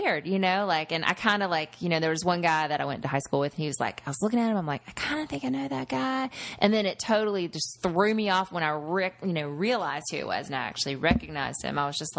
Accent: Florence, South Carolina, United States; moved away; We played in Florence a bit recently, and that's where I'm from

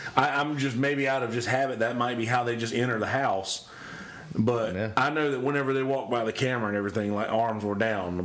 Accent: the South, United States; I grew up in the South

